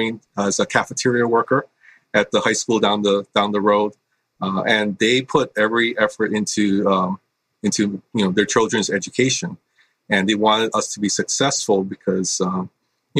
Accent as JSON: {"language": "English", "region": "Hawaii", "country": "United States", "tie": "born or raised there", "said": "I was born and raised in Hawaii. I grew up on the windward side of the island, which is the more rainy side."}